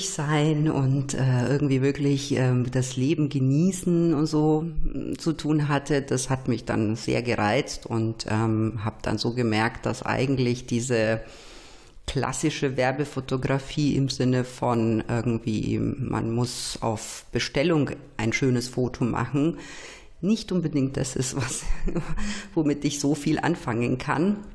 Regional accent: Nuremberg, Bavaria, Germany; weil ich komme halt nur mal aus Nürnberg.

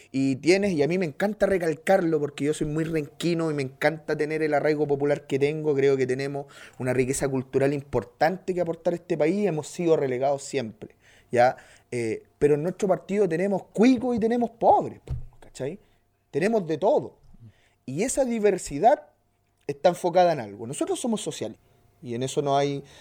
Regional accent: Colombia; A los que nos gusta el fútbol, que ser madre, yo que soy colombiano, que ser madre era malo.

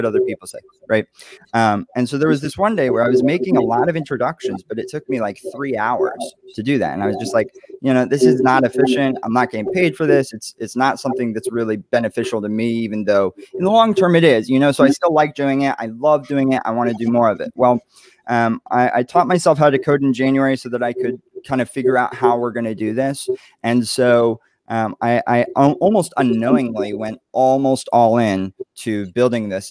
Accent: Dallas, Texas, United States; moved away as an adult; also born or lived in Oklahoma; now in New York City, United States; I'm from Dallas. And I grew up there. I moved from Oklahoma when I was 8

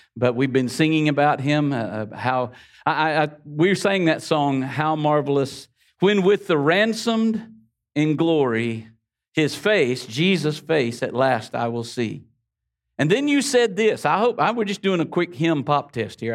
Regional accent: the Florida Panhandle, United States; we grew up here. I know my accent gives me away

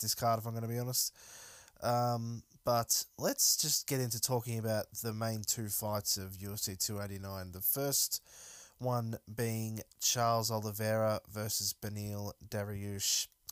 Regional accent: Melbourne, Victoria, Australia; I'm obviously from Melbourne

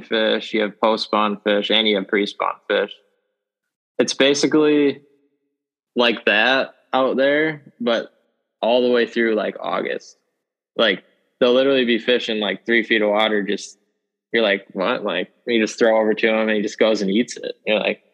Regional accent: Stevens Point, Wisconsin, United States; I'm from Stevens Point, Wisconsin. I've lived here all my life. This is where I grew up, learned how to fish.

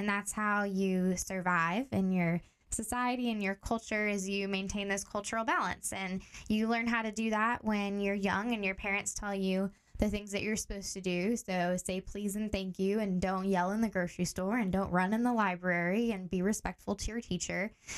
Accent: Tanzania; moved away as an adult; now in Portland, United States; I grew up in Tanzania, East Africa. So that's where I spent most of my childhood years.

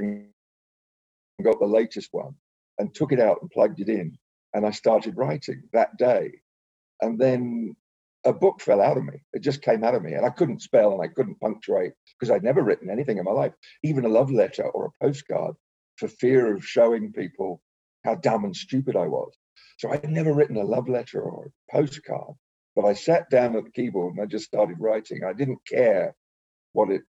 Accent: England, United Kingdom; I grew up in England

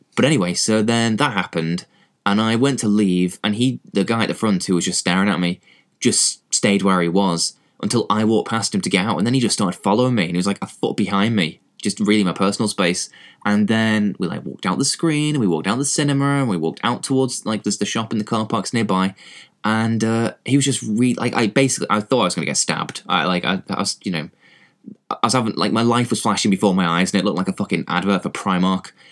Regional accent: England, United Kingdom; accent: English; I am, you know, English, as you can probably tell from my accent

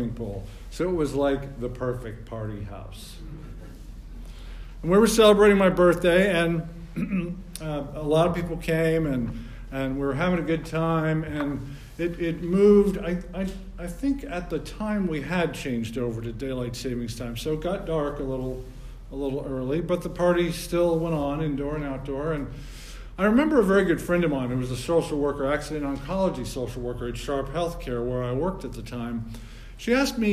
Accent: New Jersey, United States; also born or lived in San Diego; now in Palm Springs, United States; I'm originally from New Jersey

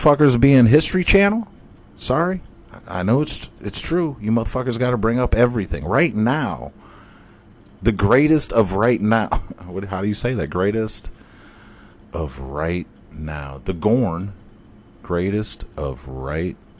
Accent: Cleveland, Ohio, United States; I'm from Cleveland

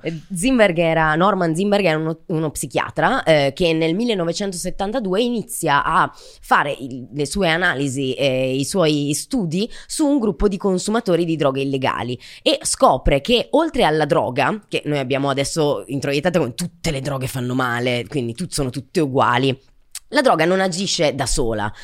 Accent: Brescia, Lombardy, Italy; io sono di Brescia

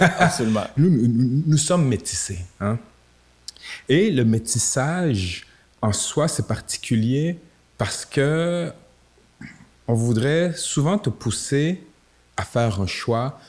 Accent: Quebec City, Quebec, Canada; je viens de Limoilou, euh, à Québec

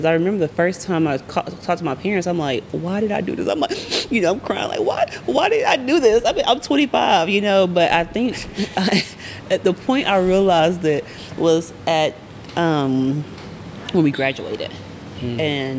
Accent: Arkansas, United States; I'm from Arkansas, of course.

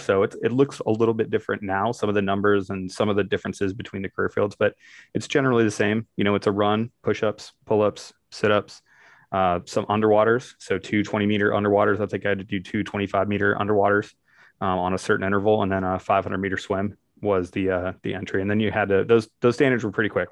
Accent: Barberton, Ohio, United States; The town I grew up in is actually called Barberton, Ohio

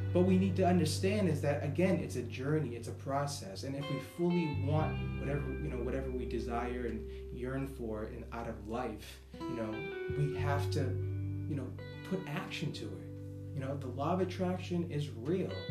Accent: Boston, Massachusetts, United States; accent: Boston; moved away as an adult; also born or lived in Florida / California; a real Bostonian from Boston, born and raised

